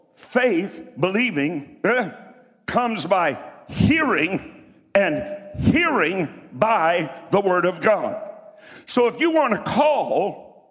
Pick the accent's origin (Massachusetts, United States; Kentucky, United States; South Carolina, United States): Kentucky, United States; Martin County; moved away; also born or lived in Columbus, Ohio; I'm from Martin County, Kentucky. Where nobody ever had anything.